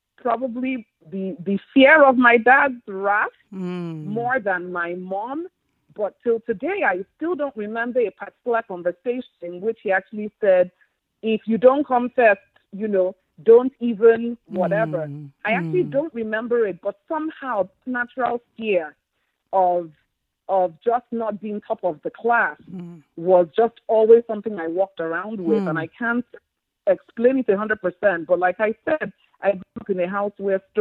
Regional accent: Lagos, Nigeria; moved away as an adult; also born or lived in New York, United States; now in Maryland, United States; in our house growing up in Lagos

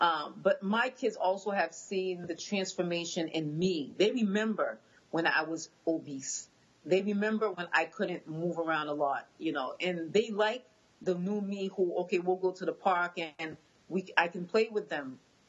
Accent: Boston, Massachusetts, United States; first language Haitian Creole; English is a second language; No, I was born and raised in Boston. Okay. My husband was born in Haiti. Okay. I'm just bilingual because my parents had just come, and so they spoke Creole, so then I spoke Haitian Creole first. And then I learned English

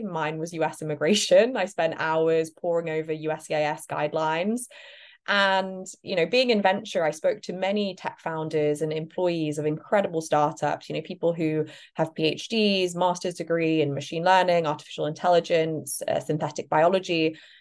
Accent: United Kingdom; moved away as an adult; now in United States; perhaps you can hear my accent. I'm actually British, not American

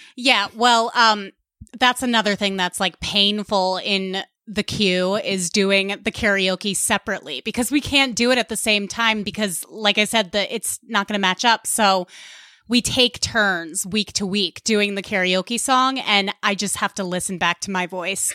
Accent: Westchester County, New York, United States; accent: Long Island; I am from Westchester County

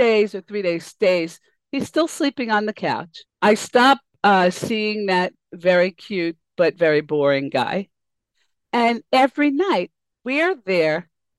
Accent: New York City, New York, United States; moved away; I grew up in Queens

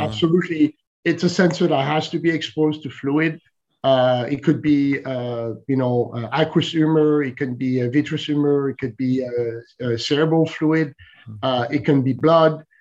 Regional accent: France; moved away as an adult; also born or lived in Silicon Valley; I'm originally from France

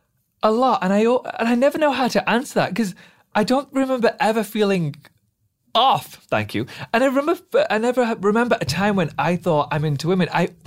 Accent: Doncaster, Yorkshire and the Humber, United Kingdom; we had the most lovely little childhood in Doncaster.

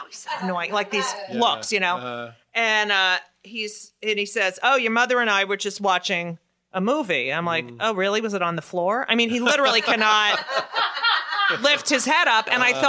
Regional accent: Newark, New Jersey, United States; moved away; I'm from New Jersey and I went to high school with people like that.

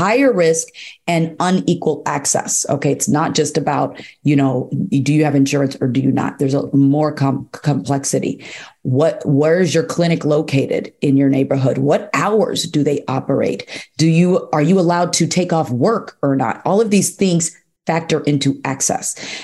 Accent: Chicago, Illinois, United States; I live in Chicago, I'm from Chicago

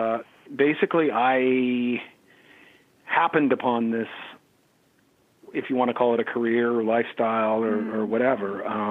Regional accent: Eureka, California, United States; now in San Francisco, United States; A place called Eureka, California.

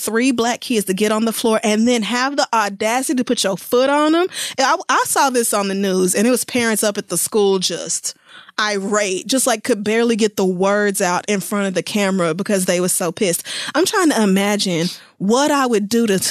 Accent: Oklahoma, United States; growing up in Oklahoma and going to majority white schools until high school

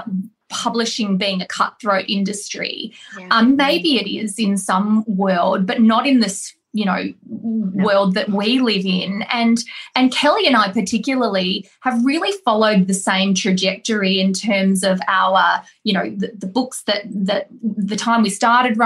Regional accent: Australia; I'm Australian

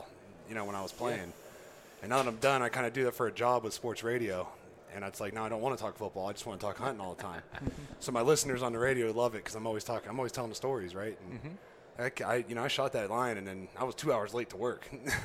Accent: just south of Youngstown, Northeast Ohio, United States; I grew up in Northeast Ohio, so just south of Youngstown

